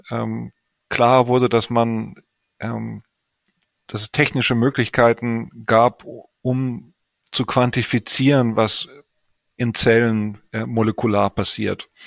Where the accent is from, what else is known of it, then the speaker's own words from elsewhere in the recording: Cologne, North Rhine-Westphalia, Germany; ich bin Kölner, in Köln geboren, aufgewachsen und habe da auch äh, studiert